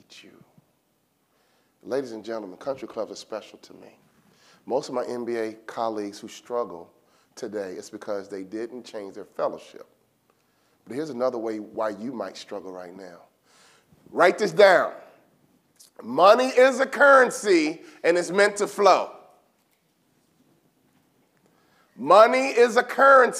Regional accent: Chicago, Illinois, United States; I'm from Chicago, the inner city, and my father was always big on fellowship

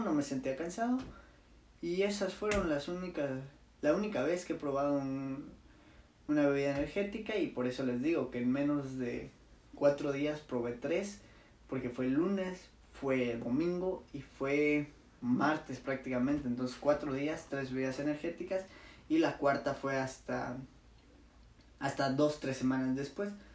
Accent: Chiapas, Mexico; moved away as an adult; now in Mérida, Mexico; yo soy de Chiapas, pero no estudio en Chiapas, estudio en Mérida

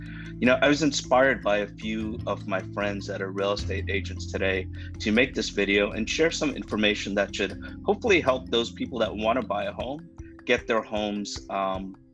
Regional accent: Miami, Florida, United States; growing up in Miami, and I love the high school I went

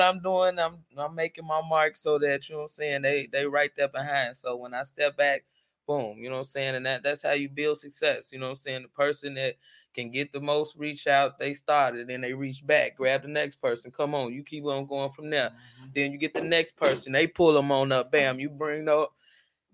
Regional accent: Chicago, Illinois, United States; I'm from Chicago

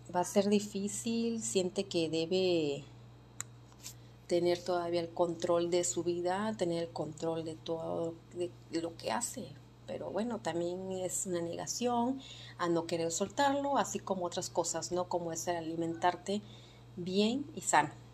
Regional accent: Mexico; nos afecta a todos como mexicanos

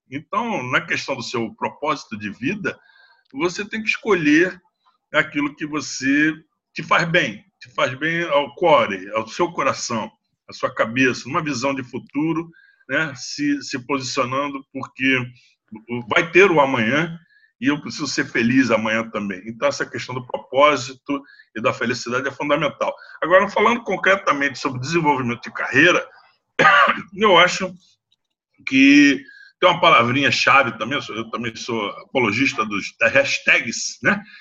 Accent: Rio de Janeiro, Brazil; Eu sou carioca, brasileiro, me sinto catarinense, eu acho que eu sou muito paulistano, sou gaúcho de, de raiz, né?

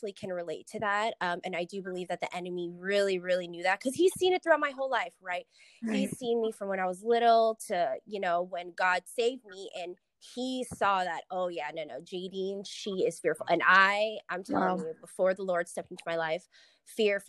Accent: Las Vegas, Nevada, United States; also born or lived in San Diego; I'm from Vegas. Born and raised. I lived in San Diego for about 4 years

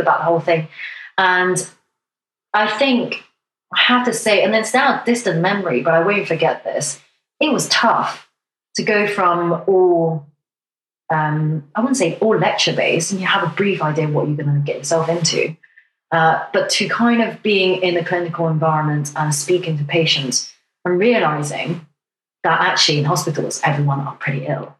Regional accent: Hong Kong; now in United Kingdom; I come from Hong Kong

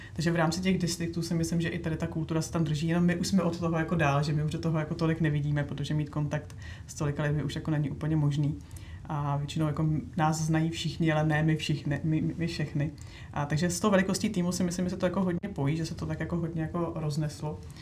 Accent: Bohemia, Czechia; já jsem na to tady jako z Čech nebyla vůbec zvyklá

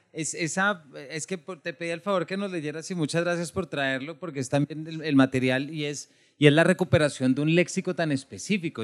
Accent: Bogotá, Colombia; yo soy de Bogotá, mi familia es de Manizales, del eje cafetero

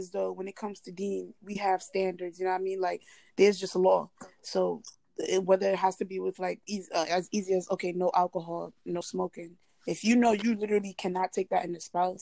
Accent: Nigeria; as a Nigerian

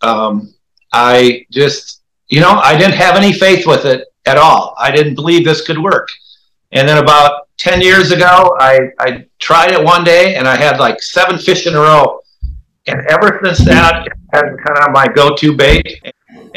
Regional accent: Austin, Minnesota, United States; also born or lived in Lewiston / Florida; now in Phoenix, United States; I actually lived in Lewiston for 3 years, but then I grew up in Austin, Minnesota, where spam is made

